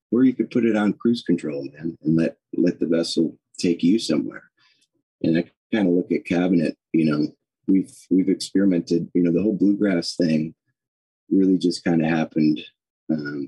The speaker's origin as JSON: {"language": "English", "town": "Cleveland", "region": "Ohio", "country": "United States", "tie": "born or raised there", "said": "I grew up in Cleveland, Ohio"}